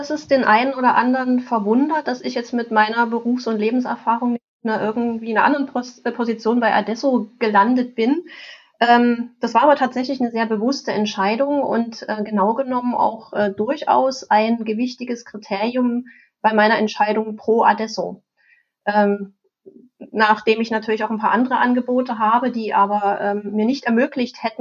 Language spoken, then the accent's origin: German; East Germany, Germany; ich bin in der DDR aufgewachsen und da gab es den Kleinkomputer